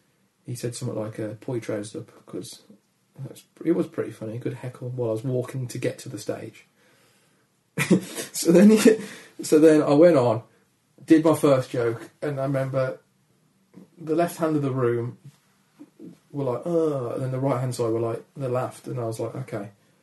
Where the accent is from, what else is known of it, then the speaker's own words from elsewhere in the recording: Dudley, West Midlands, United Kingdom; accent: Dudley; My accent is quite, yeah, it's quite gravelly. It's friendly, gravelly, sad, but won't rob you. Do you know what I mean? Like Dudley Gravelly sad.